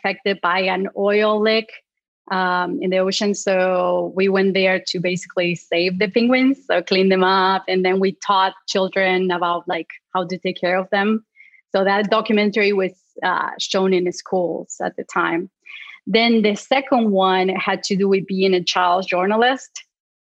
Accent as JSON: {"language": "English", "region": "Patagonia", "country": "Argentina", "tie": "born or raised there", "second_language": "English", "moved": "as an adult", "lives_now": "United States", "said": "I grew up in the south of Argentina, in Patagonia"}